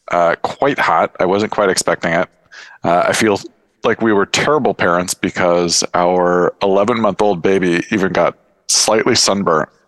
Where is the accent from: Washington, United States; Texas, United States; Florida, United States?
Washington, United States; Seattle; I'm from Seattle.